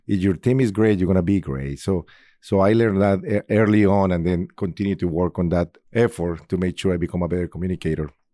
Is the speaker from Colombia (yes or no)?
yes; Colombia; English is a second language; moved away as an adult; now in Indianapolis, United States; I'm originally from Colombia. I've been in Indianapolis for twenty-four years now